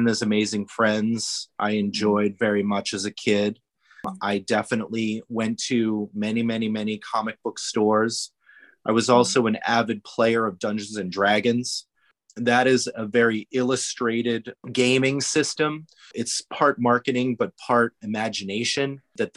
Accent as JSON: {"language": "English", "region": "Rhode Island", "country": "United States", "tie": "born or raised there", "said": "I was born and raised in Rhode Island"}